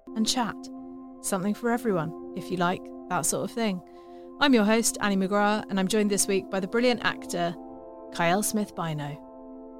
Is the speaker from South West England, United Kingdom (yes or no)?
no; London, United Kingdom; also born or lived in Oxford; grew up in northwest London